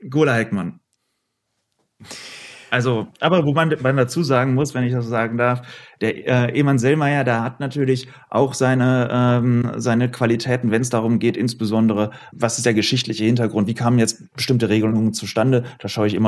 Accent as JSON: {"language": "German", "town": "Oberhausen", "region": "North Rhine-Westphalia", "country": "Germany", "moved": "as an adult", "lives_now": "Düsseldorf, Germany", "said": "ich komme aus Oberhausen"}